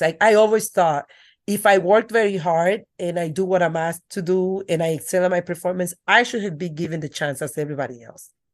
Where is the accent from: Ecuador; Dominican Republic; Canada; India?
Dominican Republic; accent: thick accent; English is a second language; moved away; I grew up in the Dominican Republic with my grandmother.